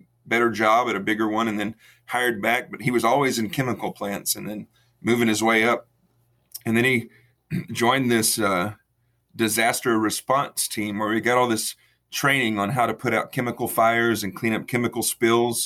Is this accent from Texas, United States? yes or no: yes; Freeport, Texas, United States; I was born and raised in Freeport, Texas, south of Houston, right on the coast